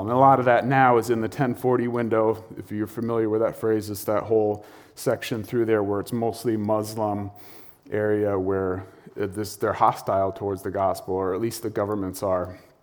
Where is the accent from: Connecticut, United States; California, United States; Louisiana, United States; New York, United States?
Connecticut, United States; North Stonington; I grew up in North Stonington